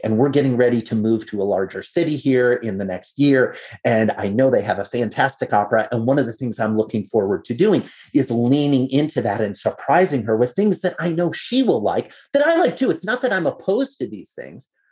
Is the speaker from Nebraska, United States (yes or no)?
no; Iowa, United States; I'm a farm kid. I grew up in Iowa